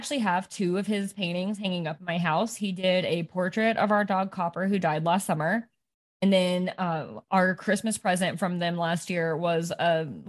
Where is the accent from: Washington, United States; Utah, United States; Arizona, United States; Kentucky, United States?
Kentucky, United States; Frankfort; I grew up in Frankfort.